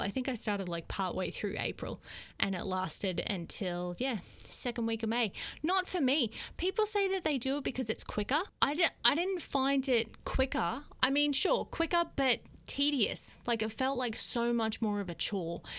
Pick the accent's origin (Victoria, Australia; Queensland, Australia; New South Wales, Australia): Queensland, Australia; also born or lived in Korea; now in South Korea; I'm from Queensland, we live in Korea